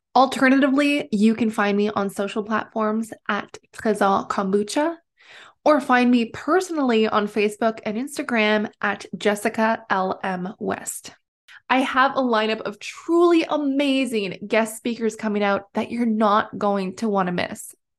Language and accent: English; Timmins, Ontario, Canada; also born or lived in British Columbia / Alberta; I was born and raised in Timmins, Ontario